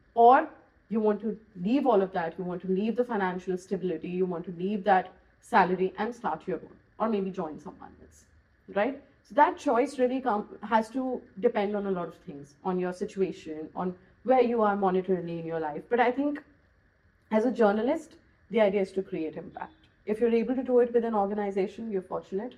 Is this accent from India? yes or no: yes; Goa, India; I'm from Goa